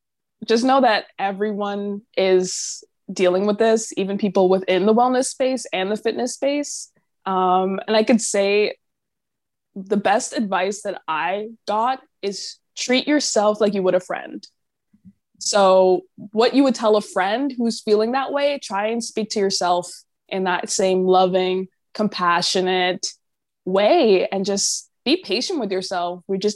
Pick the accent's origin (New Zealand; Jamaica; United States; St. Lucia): Jamaica; And I'm Jamaican, so I was like, oh, let me come visit.